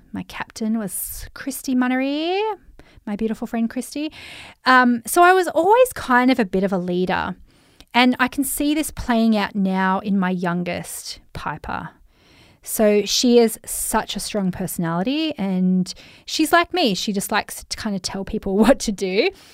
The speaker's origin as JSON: {"language": "English", "region": "Central Coast of New South Wales", "country": "Australia", "tie": "born or raised there", "also_born_or_lived": "Sydney", "accent": "Australian", "said": "I'm Australian, if you haven't heard my accent, mate. I'm Aussie, mate. Uh, but I grew up in Sydney, for starters. I went to D Y primary school. And then I moved to the Central Coast of New South Wales."}